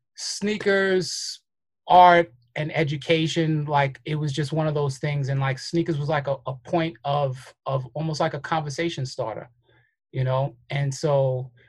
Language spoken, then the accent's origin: English; New York City, New York, United States; also born or lived in Fort Greene, Brooklyn; I'm actually from Crown Heights, but I was born in Fort Greene